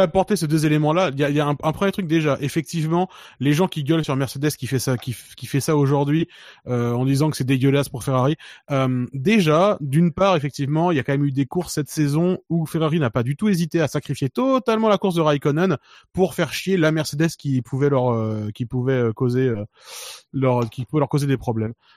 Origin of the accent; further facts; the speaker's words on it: France; on est français